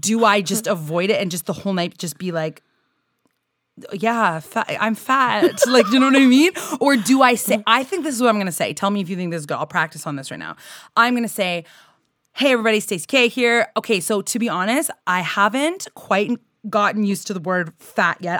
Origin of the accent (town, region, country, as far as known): Canada